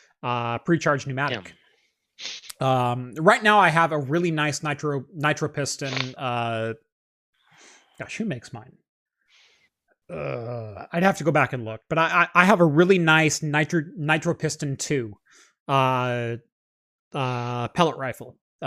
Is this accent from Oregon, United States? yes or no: yes; Eugene, Oregon, United States; but I grew up in the Eugene area, and especially around the U of O campus